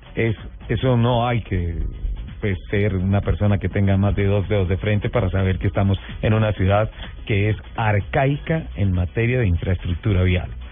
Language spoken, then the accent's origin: Spanish; Colombia; los colombianos también cumplimos